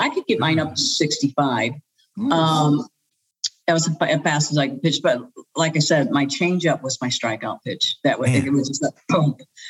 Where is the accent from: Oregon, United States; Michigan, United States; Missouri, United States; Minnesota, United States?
Missouri, United States; St. Louis; moved away; also born or lived in Atlanta; I was born and raised in St. Louis, Missouri, the gateway to the West. And I'm the oldest of five children.